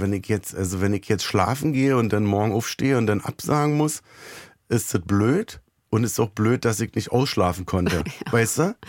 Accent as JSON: {"language": "German", "region": "Berlin", "country": "Germany", "tie": "born or raised there", "said": "ich bin im Gesundbrunnen groß geworden."}